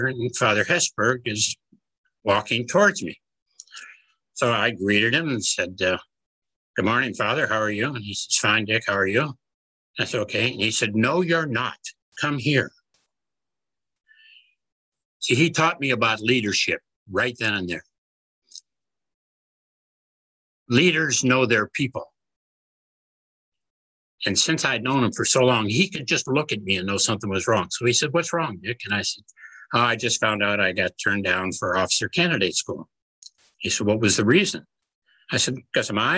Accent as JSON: {"language": "English", "town": "Cleveland", "region": "Ohio", "country": "United States", "tie": "born or raised there", "moved": "as an adult", "said": "Cleveland, Ohio, my hometown"}